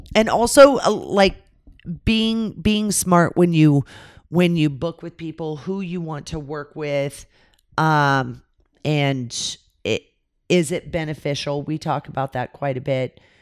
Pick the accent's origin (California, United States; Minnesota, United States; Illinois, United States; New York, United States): California, United States; moved away; I grew up in California